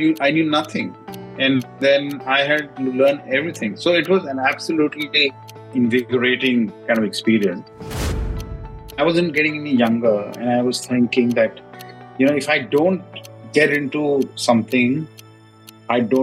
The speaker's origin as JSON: {"language": "English", "town": "New Delhi", "region": "Delhi", "country": "India", "tie": "born or raised there", "moved": "as an adult", "lives_now": "Singapore", "said": "I grew up in a city called New Delhi, which is the capital of India"}